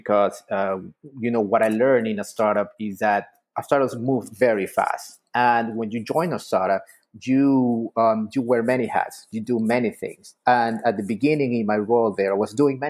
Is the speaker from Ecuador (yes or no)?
yes; Ecuador; moved away as an adult; also born or lived in Miami, United States; now in United States; I'm actually from Ecuador. I came to the U.S. First as a student